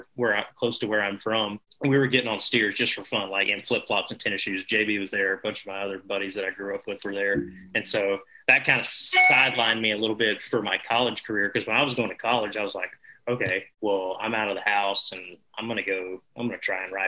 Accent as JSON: {"language": "English", "town": "Mooresville", "region": "North Carolina", "country": "United States", "tie": "born or raised there", "said": "we grew up in Mooresville, North Carolina, there, central North Carolina"}